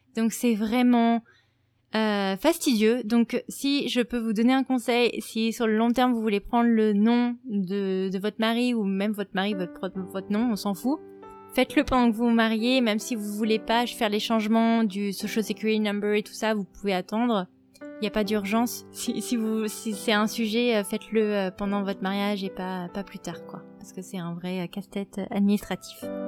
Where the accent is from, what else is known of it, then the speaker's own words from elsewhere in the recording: France; also born or lived in New York; now in United States; je, viens de France